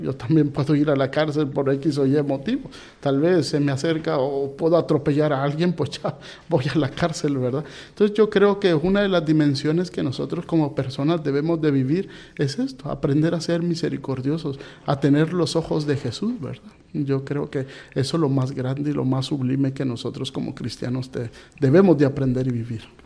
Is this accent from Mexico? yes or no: no; Guatemala; moved away as an adult; also born or lived in Panama / Mozambique; yo soy de Guatemala